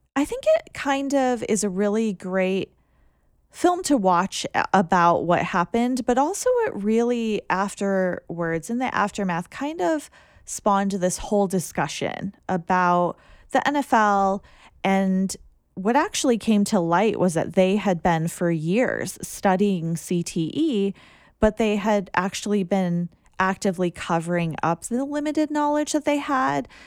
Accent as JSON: {"language": "English", "country": "United States", "said": "as an American"}